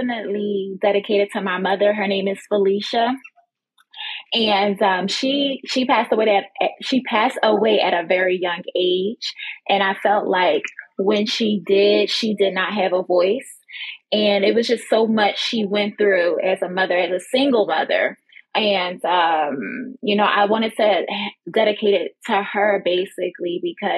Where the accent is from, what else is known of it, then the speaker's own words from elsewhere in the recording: Philadelphia, Pennsylvania, United States; now in Florida, United States; I'm originally from Philadelphia, but I currently reside here in Florida.